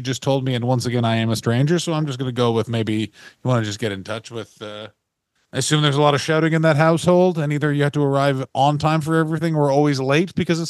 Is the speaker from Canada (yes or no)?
yes; Canada